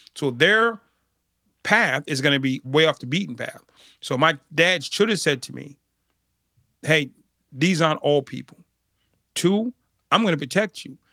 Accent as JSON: {"language": "English", "town": "Boston", "region": "Massachusetts", "country": "United States", "tie": "born or raised there", "said": "I grew up in Boston, Massachusetts"}